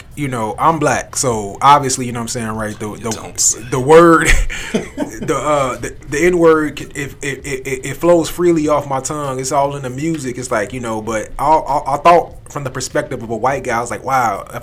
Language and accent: English; Chicago, Illinois, United States; we grew up in Chicago.